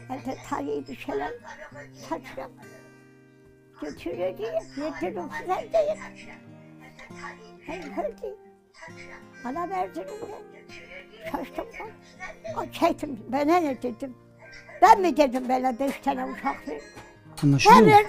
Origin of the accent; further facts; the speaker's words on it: Erzurum, Turkey; Ben Erzurum doğumluyum. İlkokul okudum Erzurum'da. Büyüdüm, ailemi tanıdım. Annem Erzurumlu Kümbetçi Hoca.